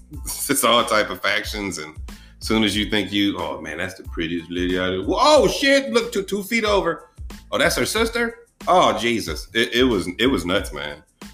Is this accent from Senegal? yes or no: yes; Senegal; I'm mixed with, I'm from Senegal, but my dad's Trinidadian.